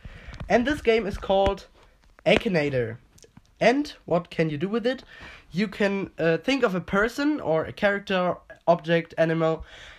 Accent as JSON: {"language": "English", "town": "Manchester", "region": "North West England", "country": "United Kingdom", "said": "I'm from Manchester in Britain."}